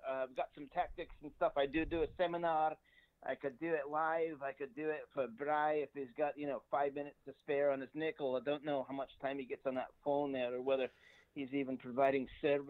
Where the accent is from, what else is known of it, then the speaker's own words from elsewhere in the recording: Scotland, United Kingdom; now in Canada; I'm Scottish, so I'm a man among thieves here, if you will.